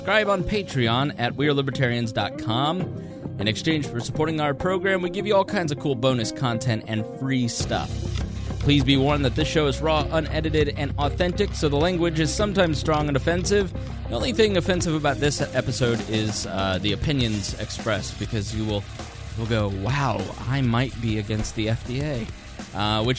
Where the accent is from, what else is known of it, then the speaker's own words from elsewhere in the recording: Indiana, United States; accent: Hoosier; my Hoosier accent